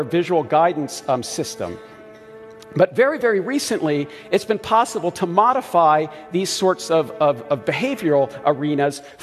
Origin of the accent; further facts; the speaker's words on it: Baltimore, Maryland, United States; I grew up in Baltimore